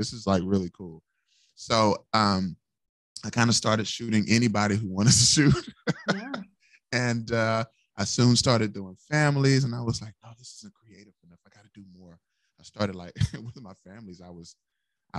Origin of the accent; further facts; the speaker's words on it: Missouri City, Texas, United States; also born or lived in The Woodlands, Texas; I grew up in Sugarland